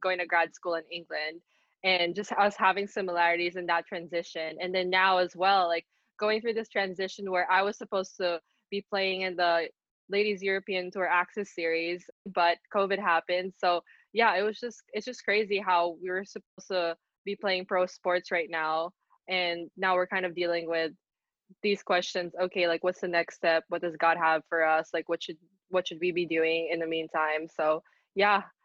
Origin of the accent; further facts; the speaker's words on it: Philippines; moved away as an adult; also born or lived in San Francisco, California / Fullerton, California / Nottingham, United Kingdom; I was born in San Francisco, California. I grew up in the Philippines, but throughout my life, I was traveling a lot for golf